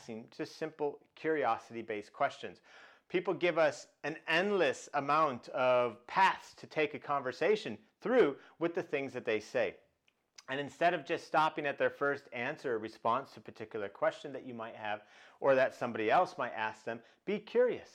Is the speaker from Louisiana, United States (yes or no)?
no; Chicago, Illinois, United States; I grew up in Chicago